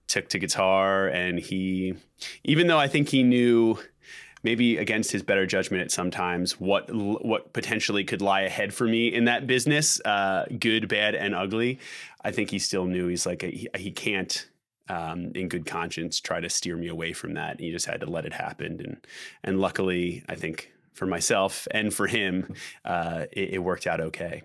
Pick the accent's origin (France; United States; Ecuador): United States; Philadelphia, Pennsylvania; we're from Philadelphia